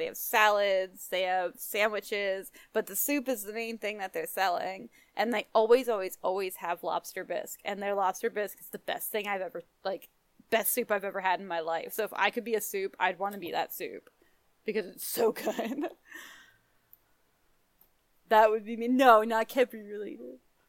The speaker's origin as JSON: {"language": "English", "town": "Philadelphia", "region": "Pennsylvania", "country": "United States", "said": "I'm from Philadelphia."}